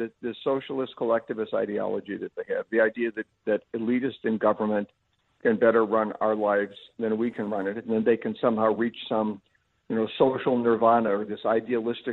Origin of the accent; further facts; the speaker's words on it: Cleveland, Ohio, United States; moved away as an adult; I'm from Cleveland, Ohio myself. That's where I was born, lived there till I was 25